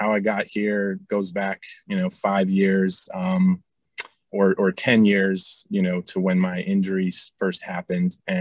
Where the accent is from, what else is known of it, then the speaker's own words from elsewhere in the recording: Bay Area, California, United States; I grew up in the Bay Area.